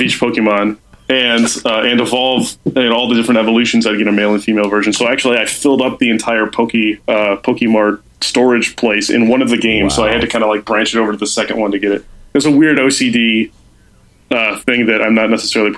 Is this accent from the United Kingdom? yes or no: no; Chicago, Illinois, United States; I grew up in Chicago